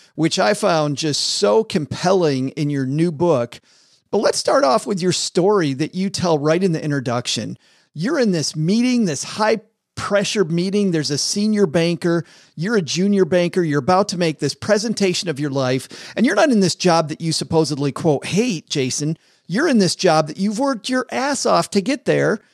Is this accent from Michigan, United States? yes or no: yes; Detroit, Michigan, United States; moved away; I'm originally from Detroit